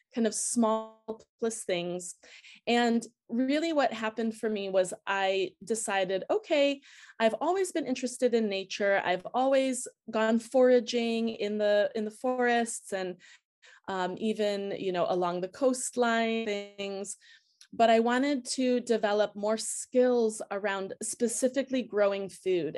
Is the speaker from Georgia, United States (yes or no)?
no; outside of Chicago, Illinois, United States; moved away as an adult; also born or lived in Anchorage, Alaska; now in Switzerland; growing up outside of Chicago